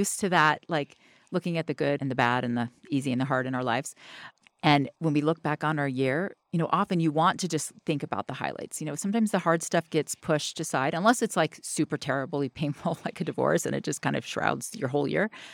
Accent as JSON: {"language": "English", "region": "the South", "country": "United States", "said": "I'm from the South"}